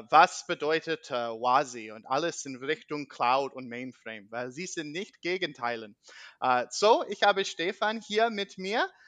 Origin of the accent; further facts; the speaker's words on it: United States; German is a second language; ich bin …, uh, ich komme aus Amerika uh, und wie meine anderen Folgen, ich brauche ein bisschen Geduld mit meinem Deutsch.